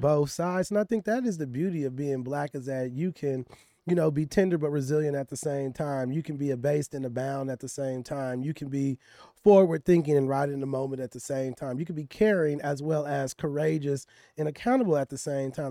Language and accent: English; Richmond, California, United States; I'm from Richmond, California, which is the hood of the hood in the Bay Area.